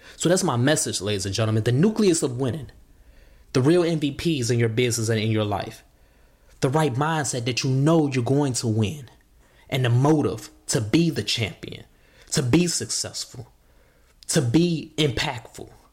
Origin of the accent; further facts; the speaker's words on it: Chicago, Illinois, United States; growing up in Chicago